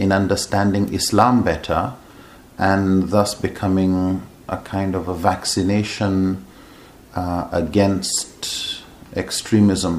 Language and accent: English; Nigeria; also born or lived in Edinburgh, Scotland / Amman, Jordan; I come from Nigeria, mm-hmm. born there, mm-hmm. and grew up there for most of my life.